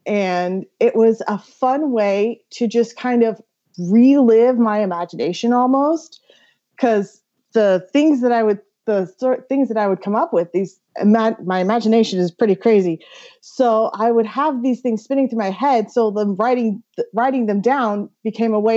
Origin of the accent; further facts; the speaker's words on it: Pacific Northwest, United States; I'm from the Pacific Northwest